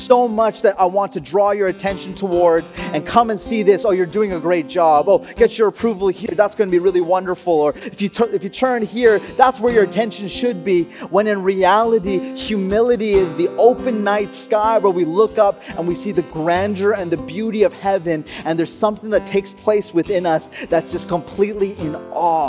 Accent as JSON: {"language": "English", "region": "Alberta", "country": "Canada", "tie": "born or raised there", "said": "I grew up in Alberta"}